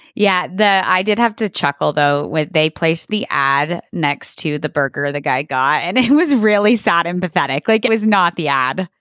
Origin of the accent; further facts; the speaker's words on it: Portales, New Mexico, United States; right here in my hometown of Portales, New Mexico